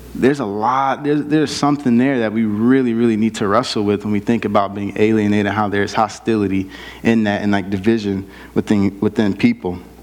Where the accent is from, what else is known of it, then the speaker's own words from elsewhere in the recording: South Bend, Indiana, United States; moved away; I grew up in South Bend, Indiana, um, inner city South Bend